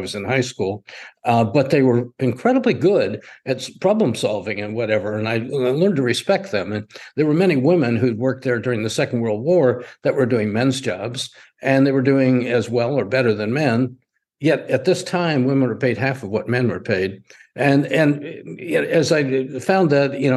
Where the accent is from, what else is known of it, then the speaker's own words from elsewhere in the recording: Spokane, Washington, United States; I was raised in Spokane, Washington